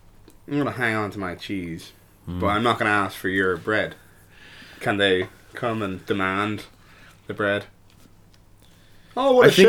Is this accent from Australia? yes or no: no; Ireland; I really live up to my stereotype as an Irish person now.